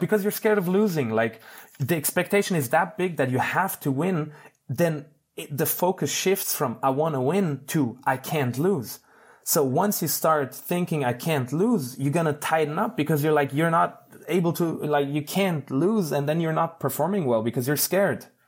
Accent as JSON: {"language": "English", "country": "Switzerland", "said": "I'm from Switzerland. People have, usually have a good life here."}